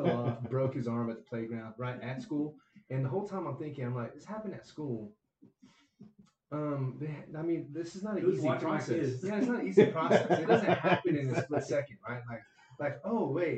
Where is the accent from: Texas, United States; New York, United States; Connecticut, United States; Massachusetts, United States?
Texas, United States; San Angelo; I grew up in San Angelo, Texas